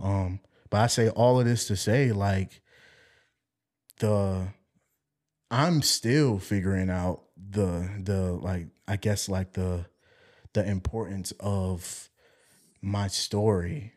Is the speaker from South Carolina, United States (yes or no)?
yes; Walterboro, South Carolina, United States; also born or lived in Savannah; Walterboro, 'cause that's my hometown